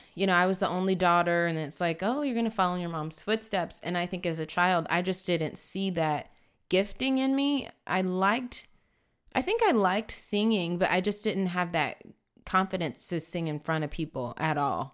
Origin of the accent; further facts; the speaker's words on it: San Antonio, Texas, United States; I grew up here in San Antonio